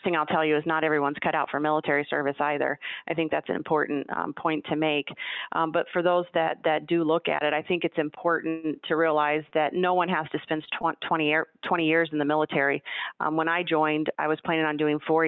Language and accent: English; Ohio, United States; moved away as an adult; also born or lived in San Antonio, Texas; I left my small rural town that I was born and raised in Ohio